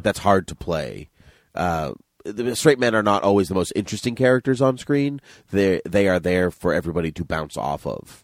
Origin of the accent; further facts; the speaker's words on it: New Bedford, Massachusetts, United States; we grew up in New Bedford